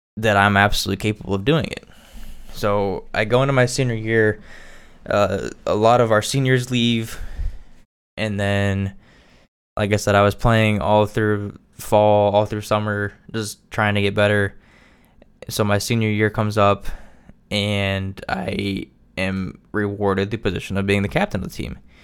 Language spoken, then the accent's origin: English; Indiana, United States; I am from Indiana